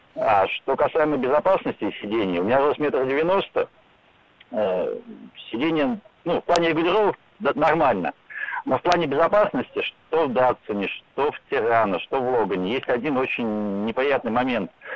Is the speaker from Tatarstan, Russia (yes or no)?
yes; Kazan, Tatarstan, Russia; я сам из Казани